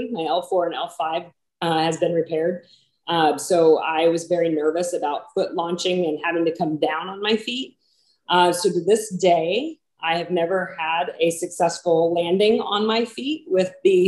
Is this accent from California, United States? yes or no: no; Wasilla, Alaska, United States; moved away as an adult; now in Williamsport, Pennsylvania, United States; I was raised in Wasilla, Alaska.